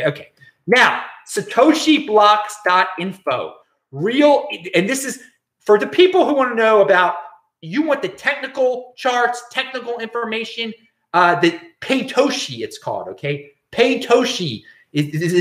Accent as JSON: {"language": "English", "town": "Baltimore", "region": "Maryland", "country": "United States", "moved": "yes", "lives_now": "West Coast, United States", "said": "I'm from Baltimore"}